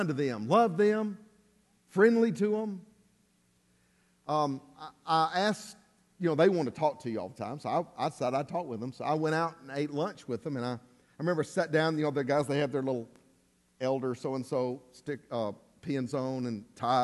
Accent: Alabama, United States; we're from Alabama

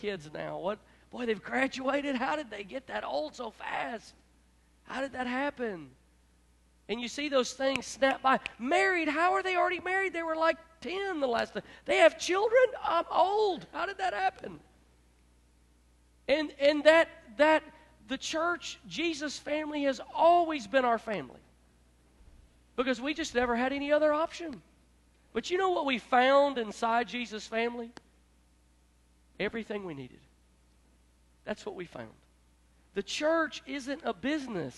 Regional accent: Memphis, Tennessee, United States; moved away; also born or lived in Florida / Gulfport; I'm from Memphis

